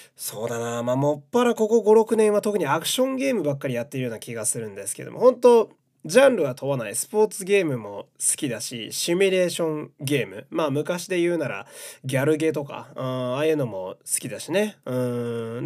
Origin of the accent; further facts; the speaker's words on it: Fukui, Japan; moved away; 地元福井県、えー、地元が好き